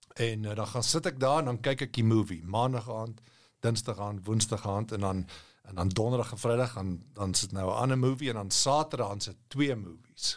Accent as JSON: {"language": "Afrikaans", "country": "South Africa", "moved": "as an adult", "lives_now": "United States", "said": "ek as 'n Afrikaner"}